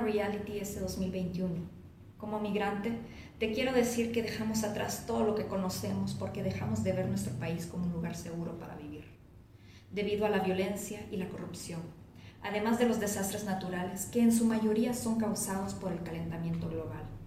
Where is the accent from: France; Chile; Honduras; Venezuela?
Honduras; now in Mexico City, Mexico; soy hondureña, vivo en la Ciudad de México